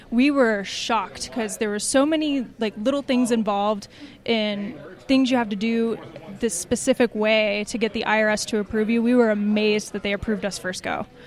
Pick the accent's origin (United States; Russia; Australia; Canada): United States; Atlanta, Georgia; moved away; I'm from Atlanta originally